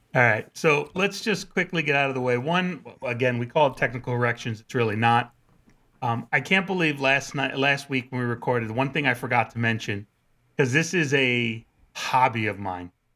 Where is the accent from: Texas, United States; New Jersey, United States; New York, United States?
New York, United States; New Rochelle; growing up in New Rochelle